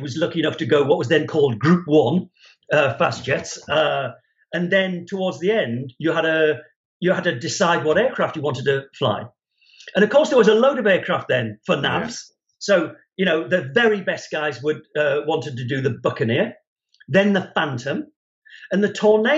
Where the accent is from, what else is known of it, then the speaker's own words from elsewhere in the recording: Newcastle upon Tyne, North East England, United Kingdom; I was at school in Newcastle in the 1970s.